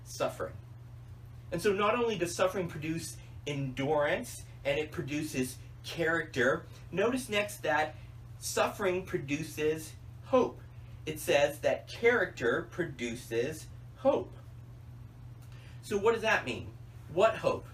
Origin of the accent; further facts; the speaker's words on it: Tennessee, United States; I was growing up in Tennessee